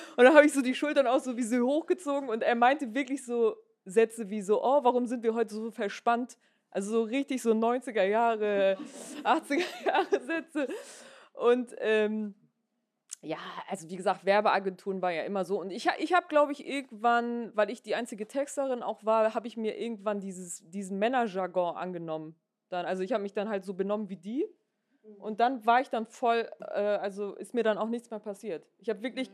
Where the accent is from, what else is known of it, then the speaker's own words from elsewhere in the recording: Hamburg, Germany; now in Berlin, Germany; ich bin äh, in Hamburg in Gesach geboren und äh, bin dann nach Berlin gekommen